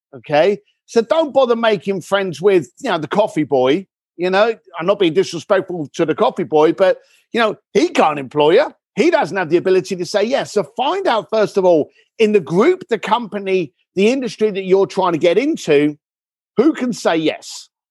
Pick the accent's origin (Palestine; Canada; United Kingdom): United Kingdom; Tadley, South East England; also born or lived in Reading / East London; now in Los Angeles, United States; I was born in Reading, grew up in, uh, Tadley, Basingstoke, those areas